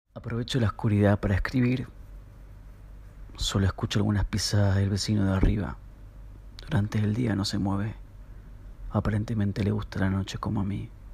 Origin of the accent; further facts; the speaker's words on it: Munro, Buenos Aires Province, Argentina; also born or lived in Núñez, Buenos Aires; Nací en Munro, aunque mi libreta civil dice que nací en Núñez